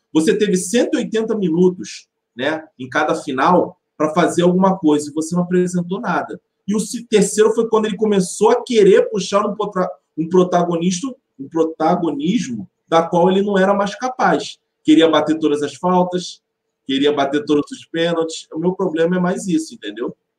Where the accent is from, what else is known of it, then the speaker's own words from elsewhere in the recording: Nilópolis, Rio de Janeiro, Brazil; nasci e criado em Nilópolis